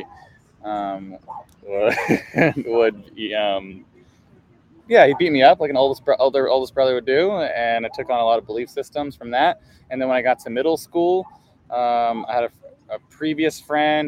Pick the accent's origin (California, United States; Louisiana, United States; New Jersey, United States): California, United States; Culver City; I grew up in Culver City